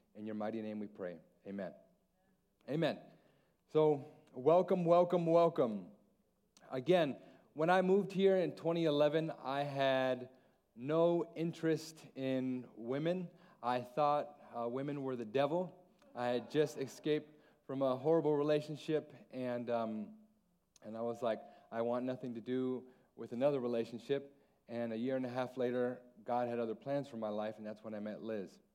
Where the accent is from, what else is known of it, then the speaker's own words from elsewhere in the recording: Alaska, United States; also born or lived in San Antonio; now in Guam; Mexican Hawaiian, born and raised in Alaska